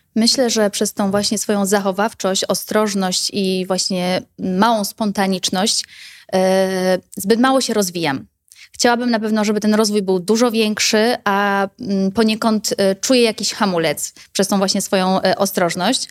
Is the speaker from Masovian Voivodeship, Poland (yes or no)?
no; Bochnia, Lesser Poland, Poland; u nas w Bochni